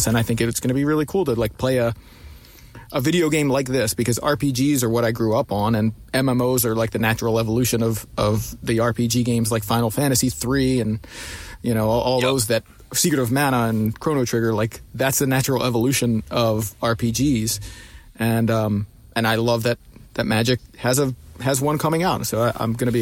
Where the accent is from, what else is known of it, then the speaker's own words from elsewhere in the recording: Baltimore, Maryland, United States; I'm from Baltimore